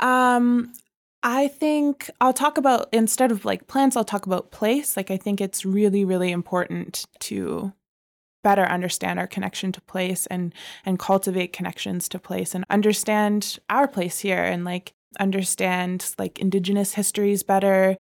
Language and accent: English; Calgary, Alberta, Canada; I was born here in Calgary, here on Treaty Seven land